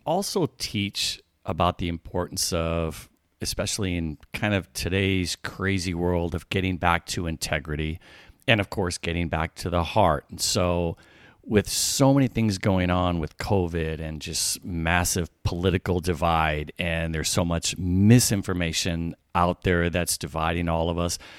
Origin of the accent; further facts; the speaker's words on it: Midwest, United States; now in California, United States; I grew up in the Midwest